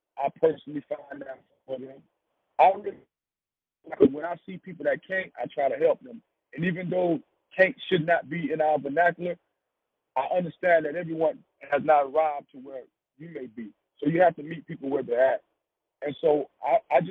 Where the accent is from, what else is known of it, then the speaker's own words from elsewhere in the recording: Wilmington, North Carolina, United States; I'm from Wilmington, North Carolina, a small city. And in the time of my coming up, our city was hit with the drug epidemic